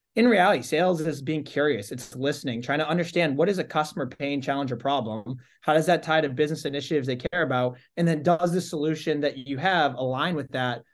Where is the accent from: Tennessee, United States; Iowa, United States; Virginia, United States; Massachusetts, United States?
Massachusetts, United States; Holden; grew up in Holden, Mass. So that's, uh, Central Mass.